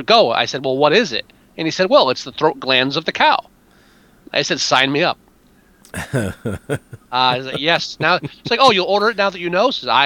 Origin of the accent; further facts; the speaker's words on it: near Newark, New Jersey, United States; I grew up next to Newark. You know where we grew up in the area between Newark and East Orange. So yep. I'm from Jersey. I'm from North Jersey.